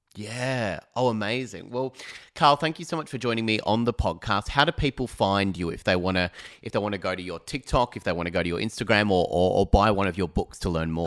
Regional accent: Phillip Island, Victoria, Australia; moved away; I'm from Phillip Island originally

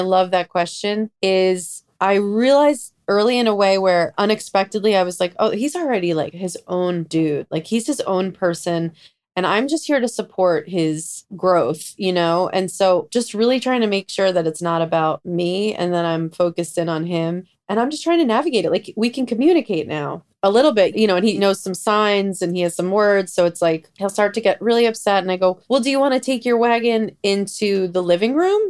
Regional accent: New York, United States; growing up in New York

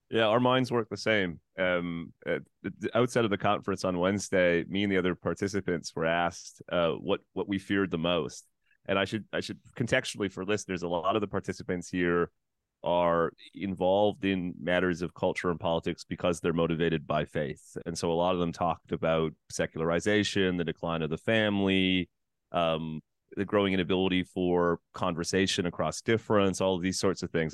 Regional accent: Canada; as a Canadian

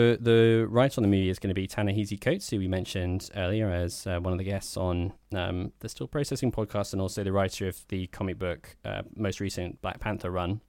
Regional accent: Ham, London, United Kingdom; we grew up in the Sacramento of southwest London. Ham.

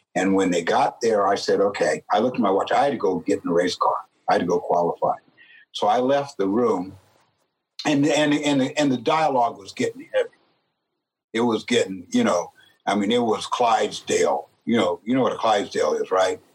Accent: San Jose, California, United States; I grew up in San Jose, California

